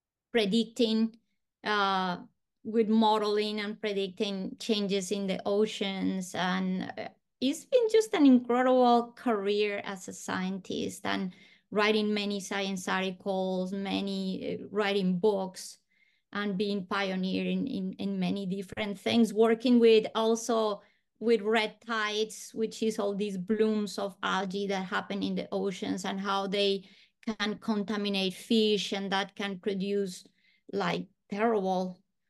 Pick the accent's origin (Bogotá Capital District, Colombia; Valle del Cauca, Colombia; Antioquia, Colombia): Bogotá Capital District, Colombia; Bogotá; born there; Yes, I was born in Bogota, Colombia.